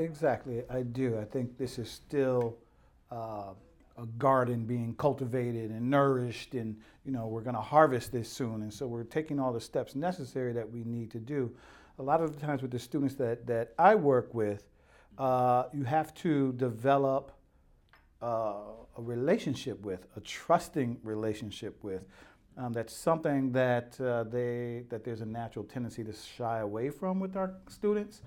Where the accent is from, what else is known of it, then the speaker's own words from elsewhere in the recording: New Haven, Connecticut, United States; also born or lived in Atlanta; I grew up in New Haven